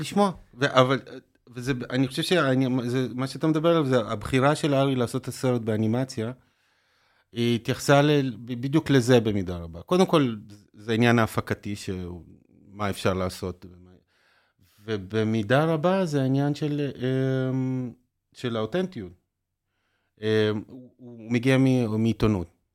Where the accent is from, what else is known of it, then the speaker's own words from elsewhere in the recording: Haifa, Haifa District, Israel; גדלתי בחיפה